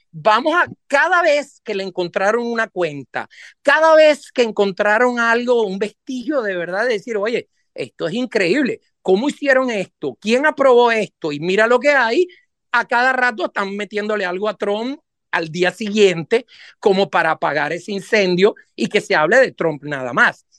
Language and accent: Spanish; Venezuela; moved away as an adult; now in United States; yo vengo de Venezuela prácticamente, soy de origen, mi familia es toda italiana, pero yo nací en Venezuela